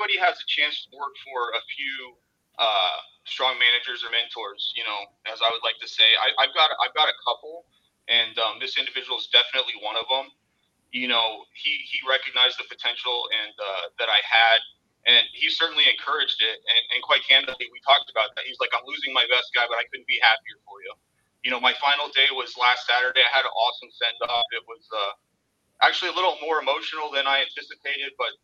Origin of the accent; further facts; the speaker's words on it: Arizona, United States; moved away as an adult; now in Southwest Florida, United States; I'm originally from Arizona, and I had moved down here to Southwest Florida about 3 years ago